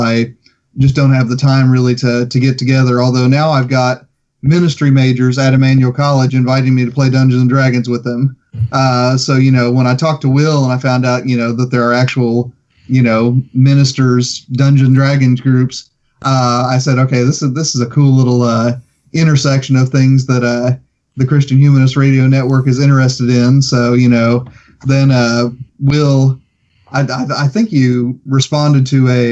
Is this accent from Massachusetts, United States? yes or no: no; Plainfield, Indiana, United States; now in Georgia, United States; my hometown of Plainfield